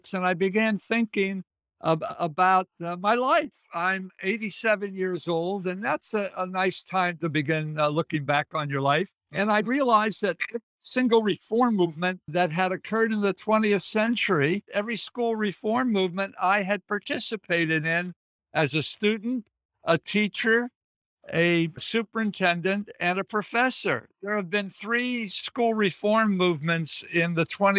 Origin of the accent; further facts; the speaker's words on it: Pittsburgh, Pennsylvania, United States; moved away as an adult; also born or lived in Cleveland / Washington, D.C. / Arlington, Virginia; I was born and raised in Pittsburgh